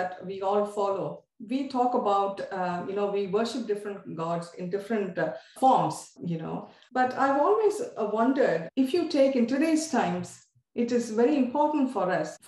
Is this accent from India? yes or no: yes; India; as an Indian